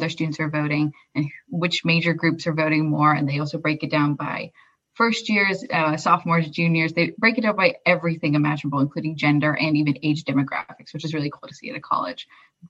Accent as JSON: {"language": "English", "region": "Pennsylvania", "country": "United States", "said": "I'm a junior studying industrial systems engineering, and I am from the swingiest of states, I would say, Pennsylvania."}